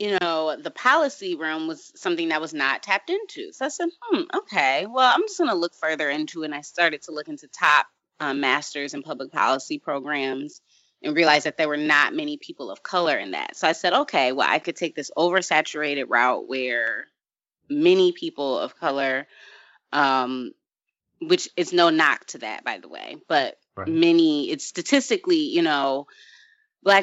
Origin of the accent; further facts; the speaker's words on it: Michigan, United States; I'm from Michigan